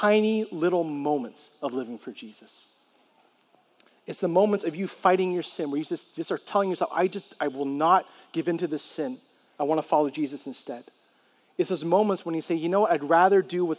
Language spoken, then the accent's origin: English; San Francisco, California, United States; I grew up in San Francisco